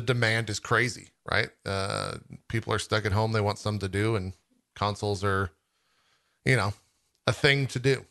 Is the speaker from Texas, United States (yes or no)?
yes; Texas, United States; growing up in Texas